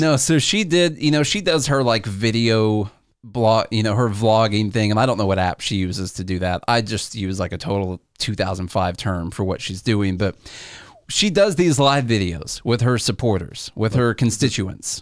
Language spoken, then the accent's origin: English; Illinois, United States; We're from Illinois